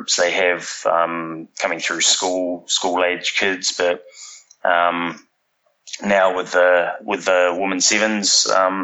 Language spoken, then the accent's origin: English; New Zealand; moved away as an adult; now in Sydney, Australia; So I'm from New Zealand originally. I've been in Australia for sort of 14 years now